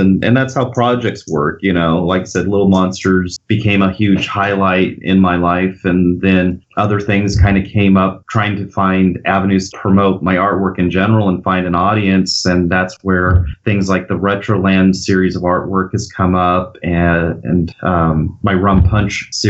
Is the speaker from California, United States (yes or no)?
yes; Bakersfield, California, United States; I'm from Bakersfield, California, so the Central Valley